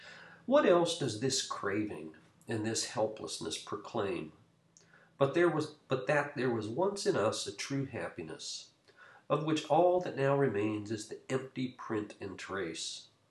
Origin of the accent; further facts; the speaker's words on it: United States; As Americans